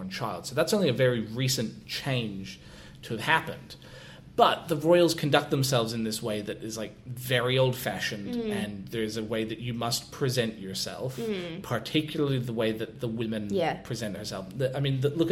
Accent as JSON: {"language": "English", "region": "Scotland", "country": "United Kingdom", "said": "as a Scotsman"}